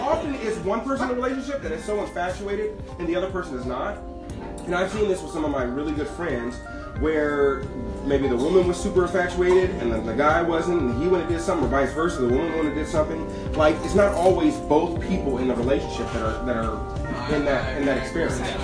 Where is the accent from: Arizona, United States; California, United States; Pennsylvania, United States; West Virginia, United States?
California, United States; Inglewood; I am from Inglewood, raised in this community, graduated from Morningside High School